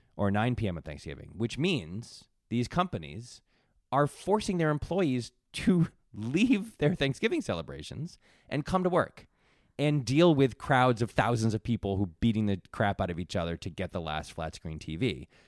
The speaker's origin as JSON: {"language": "English", "region": "Connecticut", "country": "United States", "tie": "born or raised there", "moved": "yes", "said": "I grew up in Connecticut"}